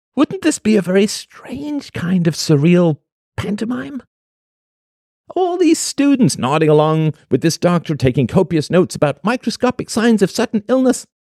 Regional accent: England, United Kingdom; When I was a little boy growing up in England

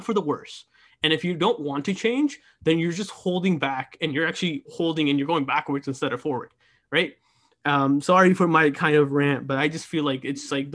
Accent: United States; being part of the generation that has to grow up here in America

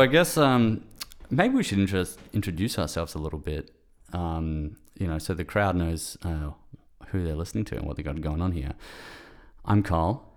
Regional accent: Perth, Western Australia, Australia; moved away as an adult; also born or lived in Melbourne; I'm from Perth, Western Australia originally, but I, I moved to Melbourne to study sound engineering

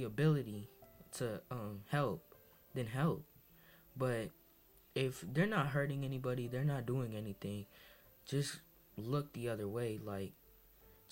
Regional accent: Massachusetts, United States; I'm of Dominican descent, and I come from Massachusetts. I actually moved to Massachusetts when I had 1 year old, when I was 1 year old

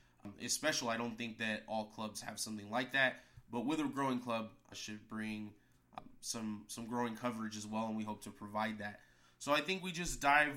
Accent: El Paso, Texas, United States; moved away; I'm from El Paso

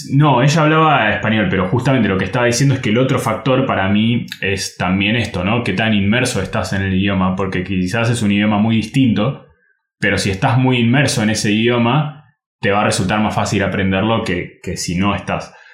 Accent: Argentina; first language Spanish; en Argentina casi todos los lugares enseñan inglés británico

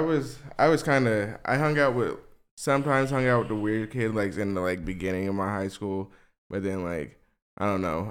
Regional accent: West Memphis, Arkansas, United States; I'm from West Memphis, Arkansas

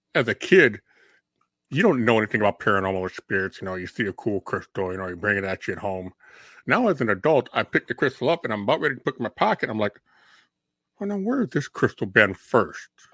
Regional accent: Minnesota, United States; we grew up in Minnesota.

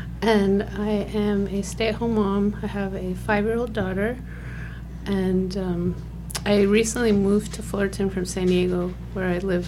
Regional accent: Kabul, Afghanistan; I was born in 1976 in Kabul, which is the capital of Afghanistan.

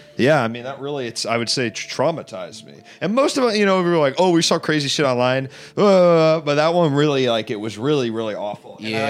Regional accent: Washington, District of Columbia, United States; also born or lived in New York City; now in Los Angeles, United States; When I grew up in Washington D.C., there's so many, and they've just been there forever.

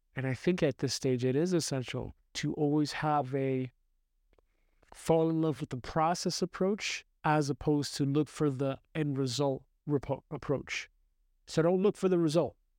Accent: New York City, New York, United States; I grew up in the United States from New York City

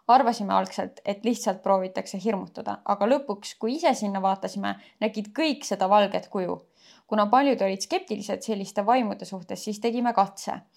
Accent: Elva, Tartu County, Estonia; olen pärit ühest väikesest linnast nimega Elva.

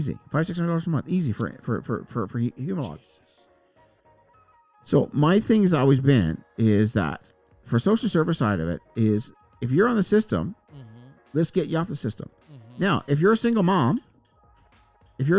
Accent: Newfoundland and Labrador, Canada; I grew up in Newfoundland, and the fishermen work in the summer

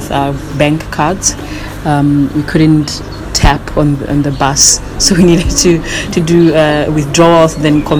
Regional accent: Lesotho; now in United Kingdom; I'm from Lesotho also.

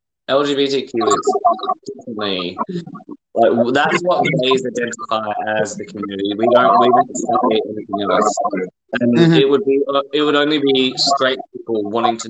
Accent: Perth, Western Australia, Australia; now in United Kingdom; my childhood in Perth, Australia

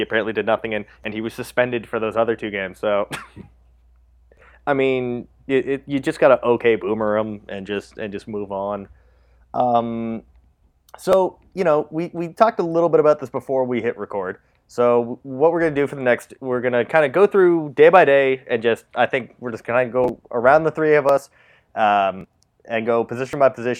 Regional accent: Canada; We're Canadian

